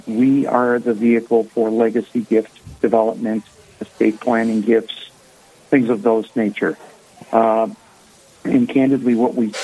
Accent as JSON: {"language": "English", "town": "Boston", "region": "Massachusetts", "country": "United States", "also_born_or_lived": "Minnesota", "accent": "Boston", "moved": "yes", "lives_now": "South Dakota, United States", "said": "originally from the Boston area. You'll hear that in my accent, I'm sure"}